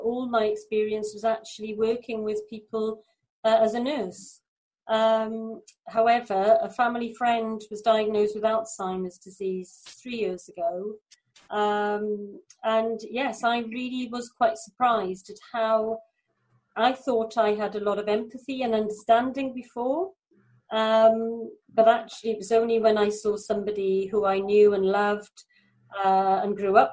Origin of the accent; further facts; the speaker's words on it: Mumbles, Wales, United Kingdom; I'm from South Wales in the UK. I'm from a little place called Mumbles.